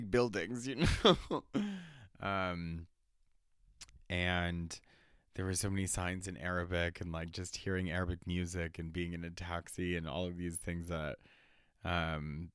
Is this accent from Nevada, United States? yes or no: yes; Reno, Nevada, United States; also born or lived in New Mexico, United States; where I grew up in New Mexico. And then growing up in Reno in 2000s